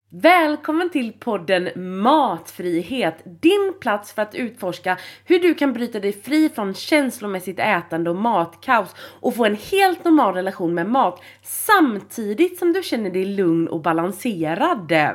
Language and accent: Swedish; Gothenburg, Västra Götaland, Sweden; jag är från Göteborg